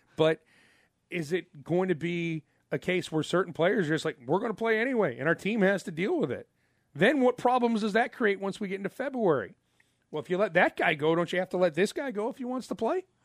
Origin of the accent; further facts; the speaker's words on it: United States; I'm an American